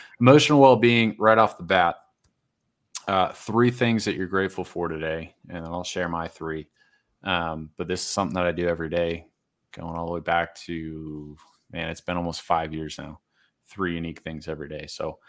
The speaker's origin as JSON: {"language": "English", "region": "East Coast", "country": "United States", "tie": "born or raised there", "said": "I grew up on the East Coast and I miss it, honestly."}